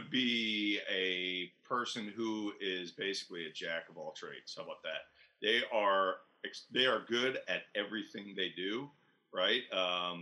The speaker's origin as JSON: {"language": "English", "area": "Tampa Bay area", "region": "Florida", "country": "United States", "tie": "born or raised there", "said": "I grew up fishing in the Tampa Bay area"}